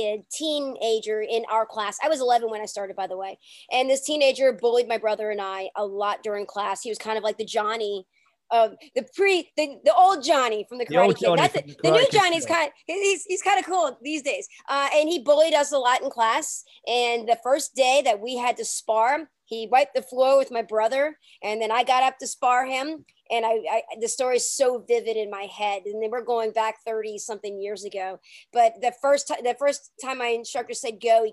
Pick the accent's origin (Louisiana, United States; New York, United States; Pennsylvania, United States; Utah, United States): Louisiana, United States; New Orleans; when I was younger, growing up in New Orleans, it was in the 80s